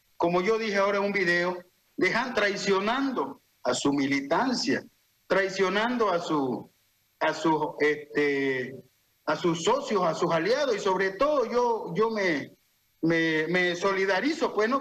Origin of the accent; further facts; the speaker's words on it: Santa Cruz, Bolivia; Yo soy un cruceño, yo soy un campa, siempre voy a querer a mi región